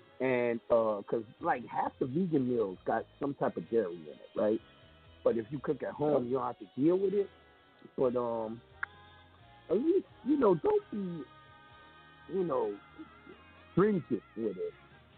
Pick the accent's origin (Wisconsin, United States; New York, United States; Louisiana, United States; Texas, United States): New York, United States; I'm a New Yorker. What do you mean I can't eat no pizza?